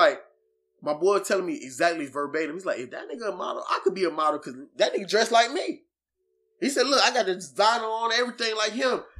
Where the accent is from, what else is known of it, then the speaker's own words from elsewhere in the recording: Florida, United States; now in Virginia, United States; Look, I'm a nigga from Florida. You know what I'm saying? Yeah. I'm not even from VA, but I'm one of niggas in VA.